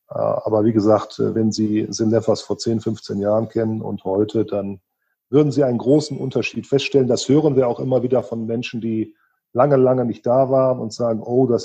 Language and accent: German; Remscheid, North Rhine-Westphalia, Germany; Ich bin aufgewachsen in Remscheid im Bergischen Land.